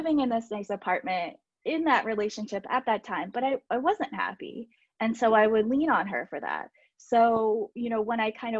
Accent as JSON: {"language": "English", "country": "United States", "said": "I am from the Baltimore, DC area"}